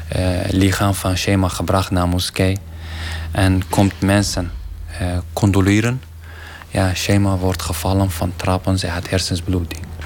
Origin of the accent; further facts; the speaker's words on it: Iraqi Kurdistan, Kurdistan Region, Iraq; Dutch is a second language; now in Ter Apel, Netherlands; Ik ben uh, eh, …, Irakese afkomst